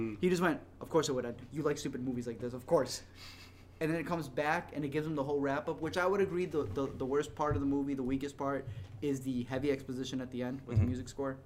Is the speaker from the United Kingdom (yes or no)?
no; Mexico; I'm literally from Mexico